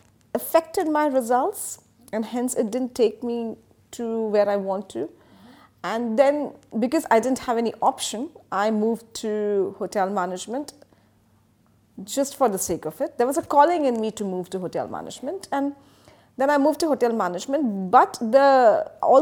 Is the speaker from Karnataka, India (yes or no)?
no; Mumbai, Maharashtra, India; moved away as an adult; now in Dubai, United Arab Emirates; I'm from Mumbai. So it was a typical Mumbai lifestyle.